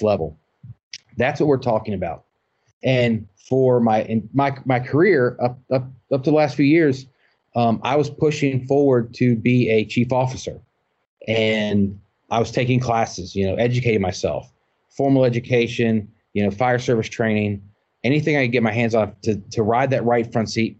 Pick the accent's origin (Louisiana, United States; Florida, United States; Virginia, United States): Virginia, United States; Augusta County; I came from Augusta County, a small community